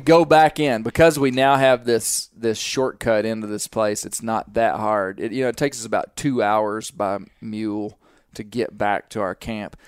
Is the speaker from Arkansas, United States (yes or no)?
yes; Arkansas, United States; we're from Arkansas